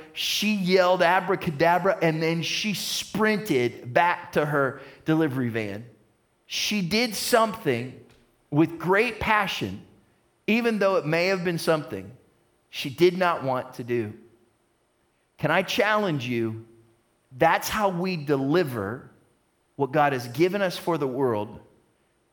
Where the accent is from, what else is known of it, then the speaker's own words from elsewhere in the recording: United States; I'm an American